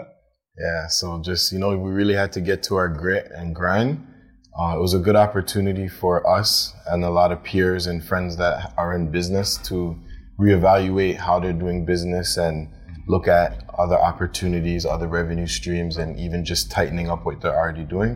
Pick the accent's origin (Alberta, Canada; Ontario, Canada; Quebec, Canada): Ontario, Canada; Toronto; I'm from Toronto